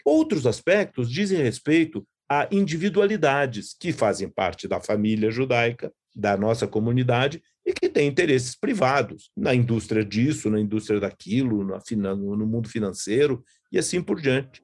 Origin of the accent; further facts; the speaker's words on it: Brazil; nós que somos brasileiros, judeus